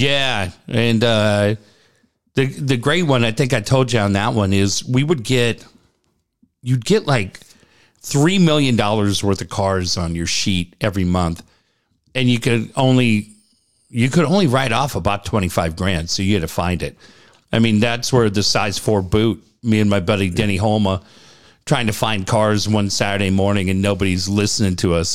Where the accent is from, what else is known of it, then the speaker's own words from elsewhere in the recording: Cardiff, California, United States; also born or lived in San Diego / London; Growing up in Cardiff